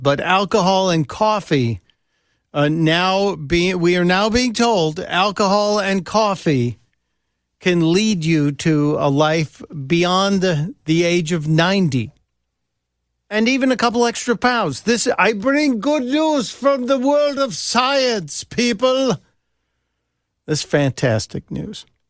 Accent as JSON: {"language": "English", "town": "Chicago", "region": "Illinois", "country": "United States", "tie": "born or raised there", "said": "I grew up in Chicago. I was born and raised on the south side of the city."}